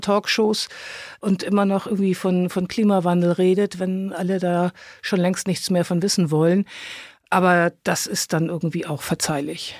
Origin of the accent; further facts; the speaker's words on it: Hamburg, Germany; now in Brandenburg, Germany; Ich bin Hamburgerin in Brandenburg mit Heimweh